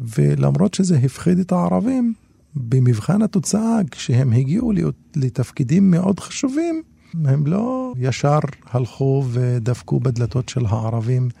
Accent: Israel; אני כאזרח ערבי

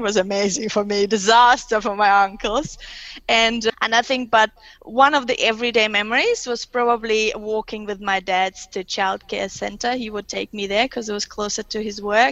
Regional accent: Kyrgyzstan; first language Russian; English is a second language; also born or lived in Germany; now in Australia; I was born in Soviet Union when it was Russian at that time, so Central Asia, west of China, so Chinese border. So it was very Russian influenced, but there was obviously a bit of Kyrgyz local language.

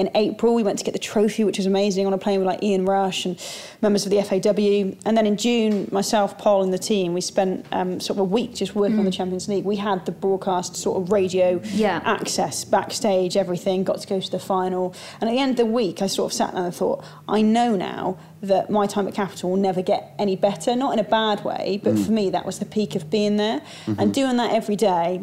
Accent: Shropshire Welsh border, West Midlands, United Kingdom; moved away; growing up on the Shropshire Welsh border

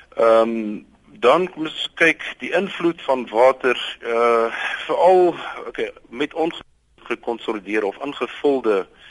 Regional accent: Boksburg, Gauteng, South Africa; ek het wel groot geword in Boksburg, ehm um, in die in die in die Oosrand.

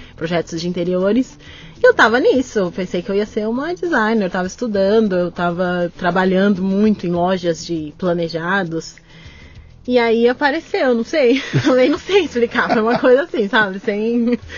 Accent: São Paulo, Brazil; also born or lived in United States; eu nasci também no, no Capão Redondo

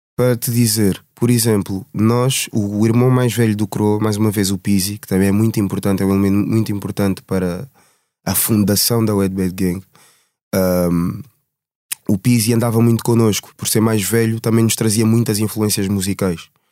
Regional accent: Portugal; Eu nasci em Portugal. Os meus pais são angolanos, os dois

